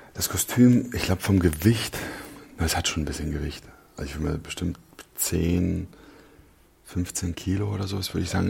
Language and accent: German; Berlin, Germany; ja, ich bin Berliner. Ich bin äh, Südnerköln aufgewachsen.